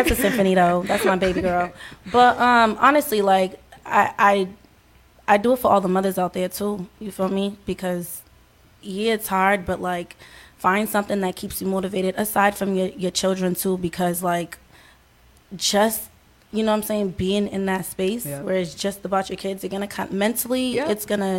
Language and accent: English; Newark, New Jersey, United States; born there; now in Boston, United States; Newark, New Jersey.